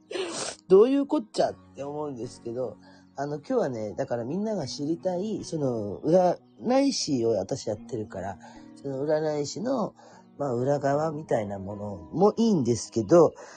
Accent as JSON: {"language": "Japanese", "town": "Kurume", "region": "Fukuoka", "country": "Japan", "tie": "born or raised there", "said": "福岡のね、私久留米なんですよ"}